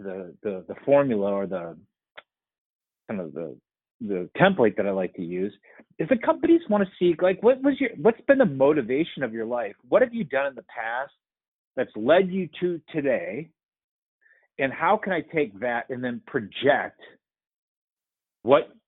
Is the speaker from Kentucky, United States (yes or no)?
no; Winona, Minnesota, United States; I grew up in Winona, Minnesota, and I had a great family